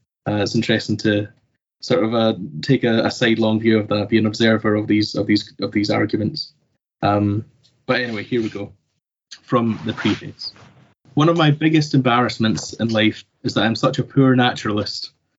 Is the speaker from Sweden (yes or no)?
yes; Sweden; moved away as an adult; also born or lived in Scotland; now in Toronto, Canada; ever since I moved to Toronto, Canada, to begin my graduate research. Arriving in Toronto after growing up in Sweden and receiving my undergraduate training in Scotland